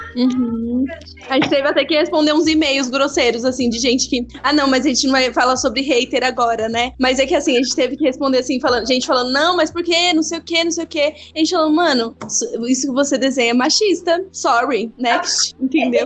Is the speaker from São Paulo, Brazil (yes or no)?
yes; Barueri, São Paulo, Brazil; eu vim, eu vim da Zona Oeste, né? Eu, eu sou de Barueri